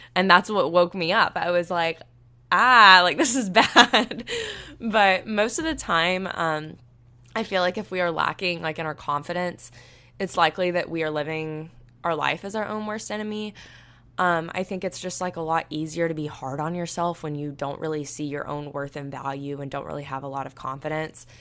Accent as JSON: {"language": "English", "town": "Panama City Beach", "region": "Florida", "country": "United States", "tie": "born or raised there", "moved": "yes", "said": "I'm from Panama City Beach, and it's literally a beautiful place"}